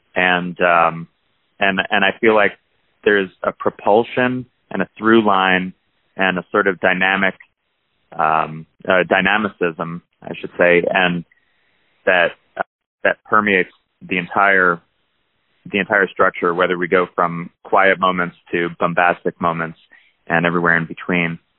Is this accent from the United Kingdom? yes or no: no; New Jersey, United States; I grew up in New Jersey